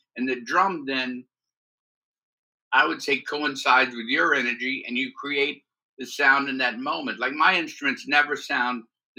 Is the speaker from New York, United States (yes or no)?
no; New Orleans, Louisiana, United States; born and raised in New Orleans